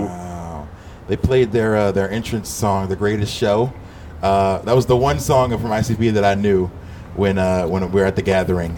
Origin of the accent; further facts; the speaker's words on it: Philadelphia, Pennsylvania, United States; I grew up in Philly